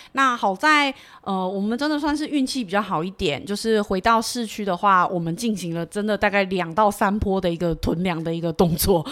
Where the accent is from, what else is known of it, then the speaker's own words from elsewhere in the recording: Taiwan; 毕竟身为台湾人还是有一点点台风的经验